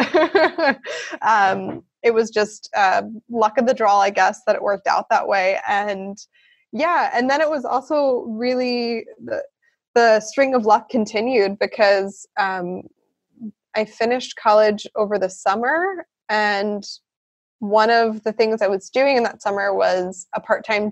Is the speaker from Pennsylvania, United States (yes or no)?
yes; Philadelphia, Pennsylvania, United States; moved away as an adult; also born or lived in South Carolina / Chicago, Illinois; now in Freiburg, Germany; I'm from originally Philadelphia, Pennsylvania in the U.S.